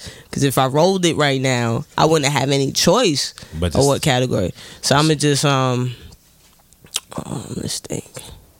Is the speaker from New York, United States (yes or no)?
yes; New York City, New York, United States; New York native. I represent Queens, Southside, Jamaica, Queens